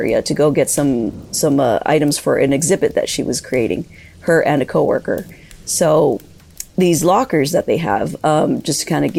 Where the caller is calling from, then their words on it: East Los Angeles, California, United States; I'm calling from East Los Angeles, California